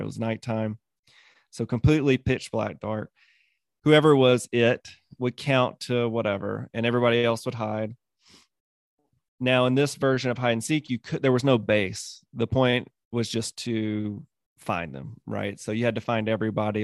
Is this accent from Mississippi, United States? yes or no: yes; Mississippi, United States; So I was ten, between ten and twelve, and I grew up in Mississippi.